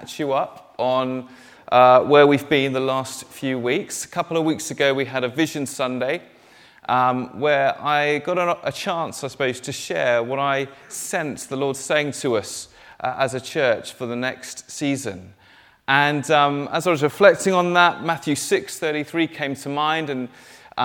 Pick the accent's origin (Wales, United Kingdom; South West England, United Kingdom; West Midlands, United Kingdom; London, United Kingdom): South West England, United Kingdom; Dorset; moved away as an adult; also born or lived in Cambridge; I grew up down in Dorset, and to be honest, Dorset is full of countryside.